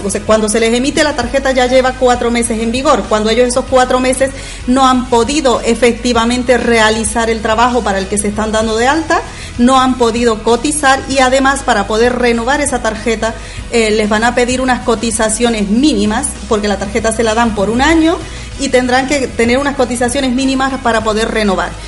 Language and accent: Spanish; Bolivia; moved away as an adult; also born or lived in Andalusia, Spain; now in Spain; yo soy de Bolivia originalmente, aunque llevo ya aquí afincada pues hace unos 13 años